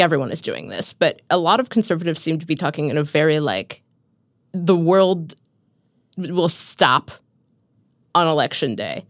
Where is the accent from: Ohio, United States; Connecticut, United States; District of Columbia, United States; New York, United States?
Ohio, United States; Cincinnati; moved away; my hometown of Cincinnati